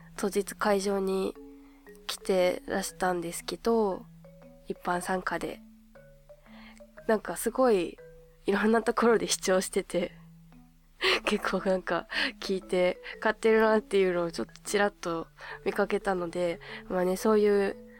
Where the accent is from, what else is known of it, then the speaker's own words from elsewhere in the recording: Hokkaido, Japan; 地元の北海道